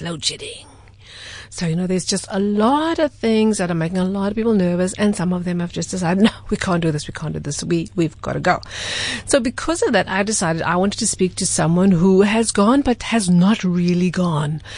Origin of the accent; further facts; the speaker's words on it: South Africa; I'm a South African